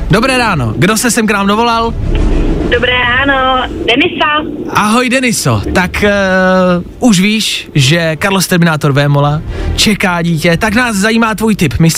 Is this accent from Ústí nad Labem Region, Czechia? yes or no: yes; Teplice, Ústí nad Labem Region, Czechia; z Teplic, ale často jezdím do Prahy.